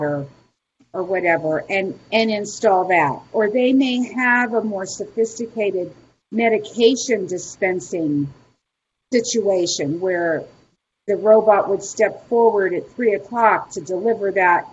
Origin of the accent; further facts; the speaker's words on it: Pittsburgh, Pennsylvania, United States; I'm from Pittsburgh, Pennsylvania